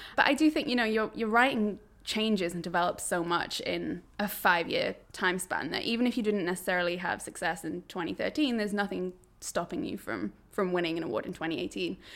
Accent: Berwick-upon-Tweed, North East England, United Kingdom; moved away as an adult; also born or lived in Newcastle; I grew up in Berwick upon Tweed, which is pretty much as northern as you can get while still being in England

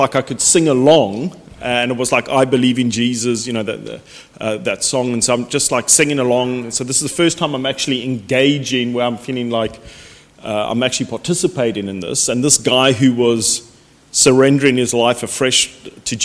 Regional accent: Cape Town, Western Cape, South Africa; now in United Kingdom; I grew up in Cape Town, South Africa, was brought up in a non-Christian home

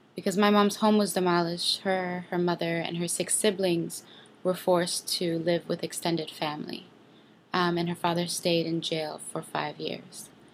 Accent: West Bank village of Rammun, Palestine; I'm from the West Bank village of Ramon, Palestine.

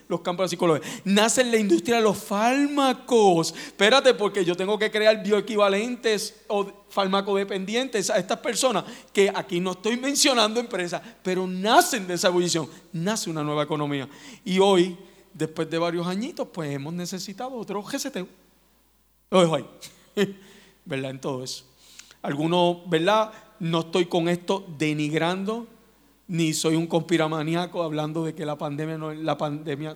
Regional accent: Puerto Rico

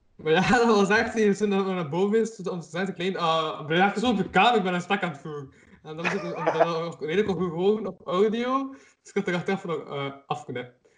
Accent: Kortrijk, Flanders, Belgium; omdat ik van Kortrijk ben.

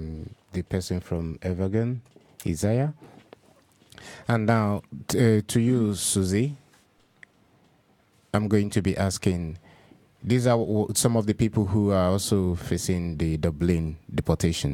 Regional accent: Nigeria; moved away as an adult; also born or lived in Europe; now in Denmark

